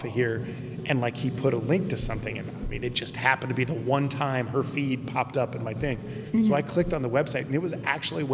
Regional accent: Mansfield, Ohio, United States; it was filmed in my hometown.

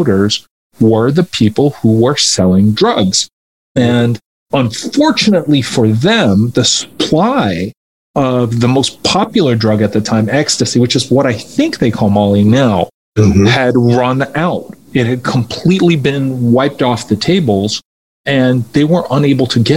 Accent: Los Angeles, California, United States; also born or lived in Tehran, Iran; I grew up around kids who had summer homes

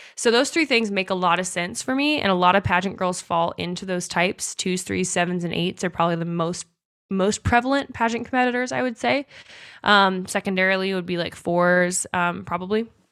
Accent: United States; we as Americans

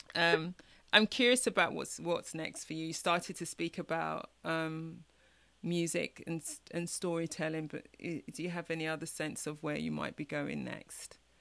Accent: London, United Kingdom; moved away as an adult; now in Chicago, United States; I was born in East London, parents from the mm-hmm. Caribbean, you know, came to the UK for a better life.

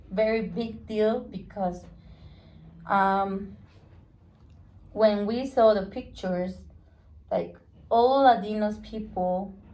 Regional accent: Spain; English is a second language; I oh, ah, know because I'm from Spain.

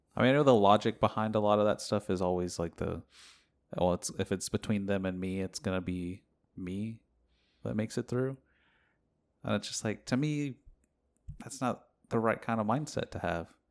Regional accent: United States

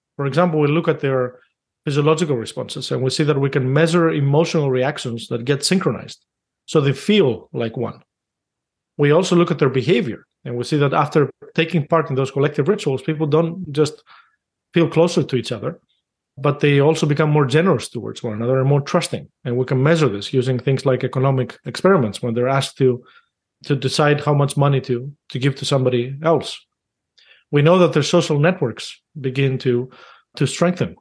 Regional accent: Greece; moved away; I grew up in Greece

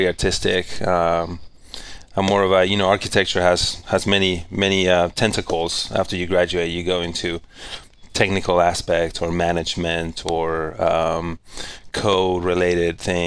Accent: Punta Arenas, Magallanes, Chile; first language Spanish; English is a second language; moved away as an adult; also born or lived in Cape Town, South Africa / London, United Kingdom / Phoenix, Arizona / Spokane, Washington; now in Coeur d'Alene, United States; I'm originally from Chilean Patagonia. Mm-hmm. I grew up there, and I left Chile when I was 19.

